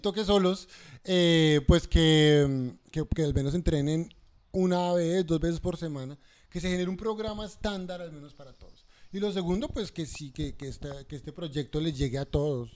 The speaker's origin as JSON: {"language": "Spanish", "country": "Colombia", "moved": "yes", "lives_now": "Australia", "said": "somos colombianos"}